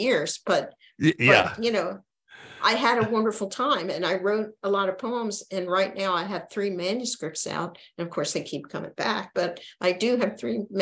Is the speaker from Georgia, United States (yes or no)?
no; Philadelphia, Pennsylvania, United States; I grew up in Philadelphia, as I said, and I went to Northeast High School